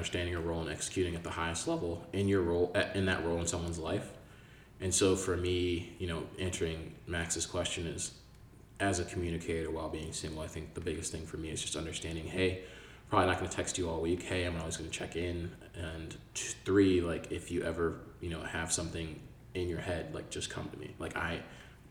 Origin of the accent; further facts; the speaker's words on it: Nigeria; I'm Nigerian.